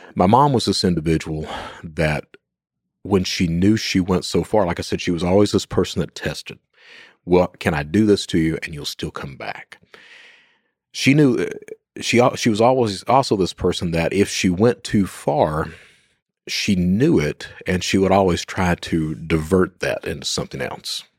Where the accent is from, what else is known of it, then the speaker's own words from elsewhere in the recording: Eastern Kentucky, United States; I'm from Eastern Kentucky